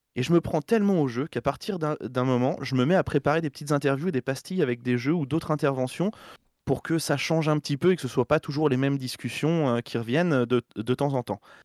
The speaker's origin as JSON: {"language": "French", "area": "Berry", "region": "Centre-Val de Loire", "country": "France", "said": "je viens du Berry"}